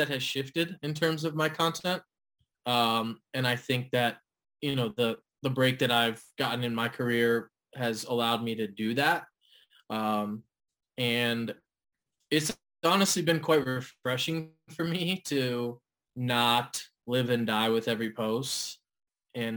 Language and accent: English; Cleveland, Ohio, United States; moved away as an adult; also born or lived in Florida; I'm originally from Cleveland, grew up there until I went to college and went to school down in Florida